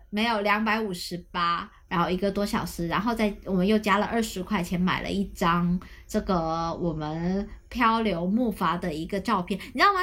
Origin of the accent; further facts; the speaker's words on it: Shantou, Guangdong, China; moved away; 我家乡汕头这两年，它的因为美食引起的这个旅游潮，呃，在发展嘛